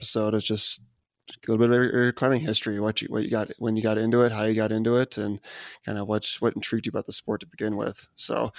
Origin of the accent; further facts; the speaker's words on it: Chicago, Illinois, United States; also born or lived in Minneapolis; I'm from the Chicago area and spent some time around Minneapolis